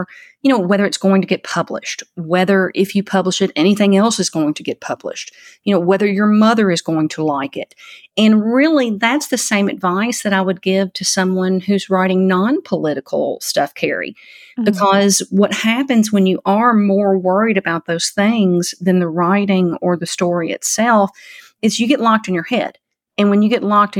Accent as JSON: {"language": "English", "country": "United States", "tie": "born or raised there", "moved": "yes", "said": "my hometown where I grew up in Christian County"}